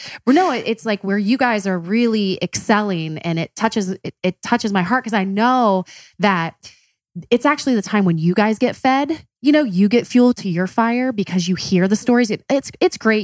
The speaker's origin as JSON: {"language": "English", "town": "Columbus", "region": "Ohio", "country": "United States", "said": "we're from Columbus"}